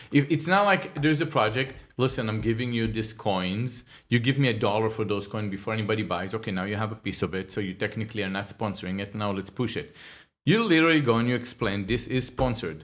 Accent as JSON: {"language": "English", "country": "Israel", "moved": "yes", "lives_now": "United States", "said": "I'm from Israel"}